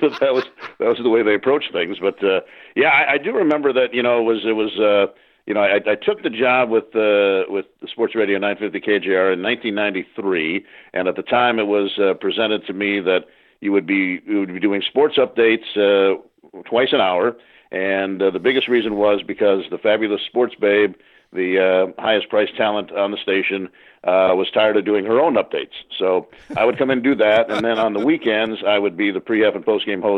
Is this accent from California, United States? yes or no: yes; Los Angeles, California, United States; also born or lived in Chicago, Illinois; I'm growing up in Los Angeles